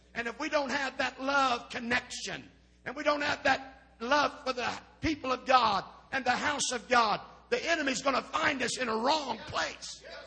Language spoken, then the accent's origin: English; Indiana, United States; I'm from Indiana